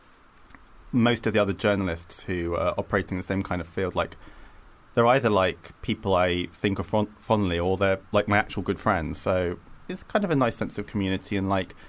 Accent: United Kingdom; I grew up just outside London

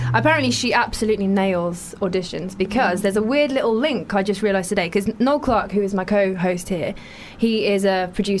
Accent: London, United Kingdom; I grew up in Broccoli in South London.

